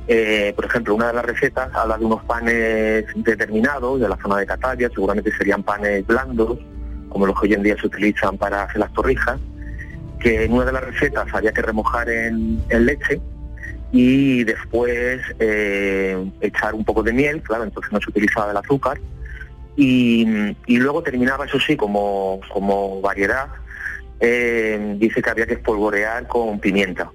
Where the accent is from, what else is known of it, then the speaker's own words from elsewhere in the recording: Seville, Andalusia, Spain; nuestra Sevilla, por, por mi tierra y por Andalucía